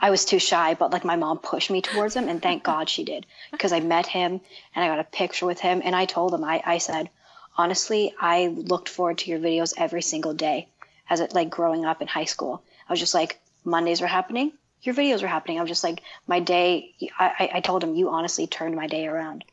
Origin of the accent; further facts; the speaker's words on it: Toronto, Ontario, Canada; I'm from Canada, Toronto